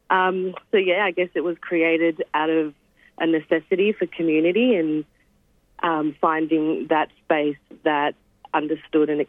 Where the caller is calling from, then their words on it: Victoria, Australia; I'm calling from Wurundjeri land and um, pay my respects to the traditional owners, past and present.